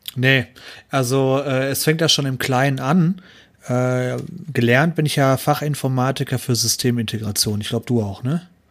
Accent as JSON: {"language": "German", "area": "Ruhr area", "region": "North Rhine-Westphalia", "country": "Germany", "said": "ich komme aus Ruhrpott"}